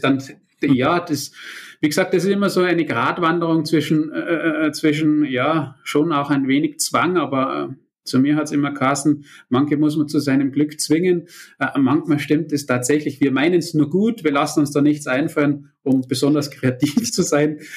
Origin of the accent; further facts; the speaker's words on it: Austria; ich bin ja Österreicher mit deutschen Wurzeln